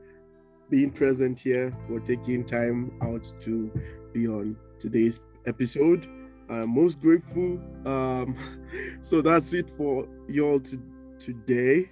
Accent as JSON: {"language": "English", "country": "Nigeria", "said": "I'm Nigerian"}